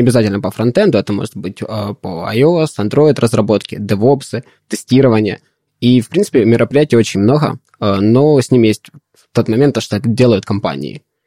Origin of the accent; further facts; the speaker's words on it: Donetsk, Donetsk Oblast, Ukraine; also born or lived in Poltava; now in Kharkiv, Ukraine; я сам из Донецка